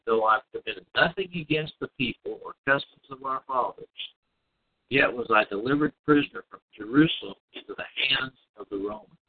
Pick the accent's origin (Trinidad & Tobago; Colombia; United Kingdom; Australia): United Kingdom; Scotland; I'm Scottish